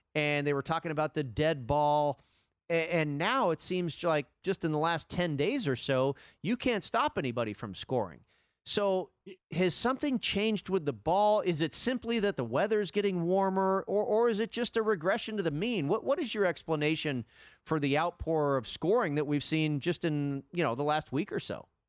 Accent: Bay Area, California, United States; I grew up in the Bay Area

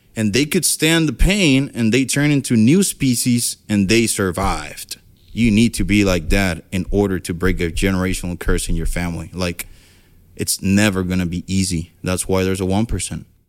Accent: Ponce, Puerto Rico; viví en una casa de madera, que se la llevó el huracán George y entre una casa de madera y un caserío, caserío portugués en Ponce

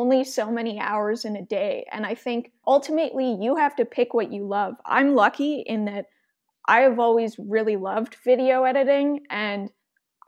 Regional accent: Edmonton, Alberta, Canada; I was born and raised in Edmonton

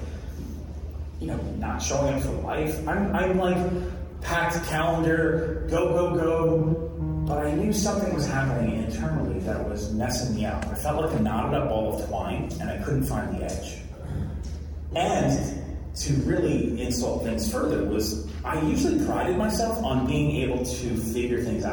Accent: New York, United States; now in New Jersey, United States; I'm from New Jersey. I'm actually originally in New York, but live in New Jersey.

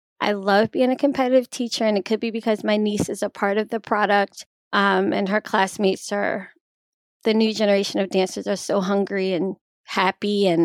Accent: Baltimore, Maryland, United States; I'm from Baltimore, Maryland. I grew up dancing.

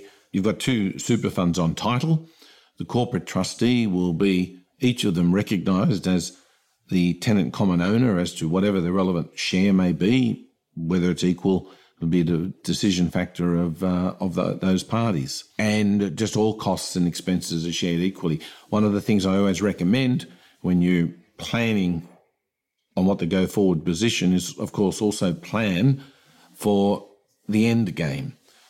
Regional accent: New South Wales, Australia; I'm from New South Wales, for example

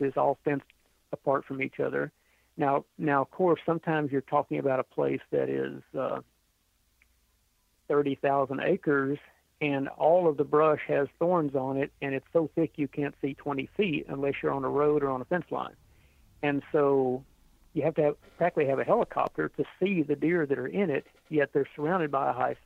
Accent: Texas, United States; Texas is my home state

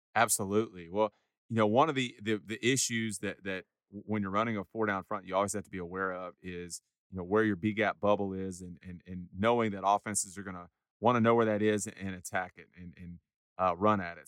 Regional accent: Huntsville, Texas, United States; growing up in Huntsville

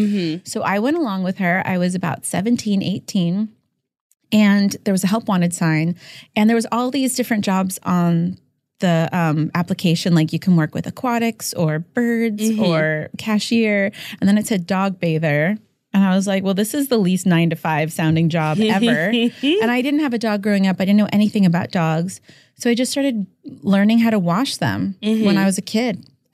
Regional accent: Los Angeles, California, United States; And I grew up in the Valley in LA.

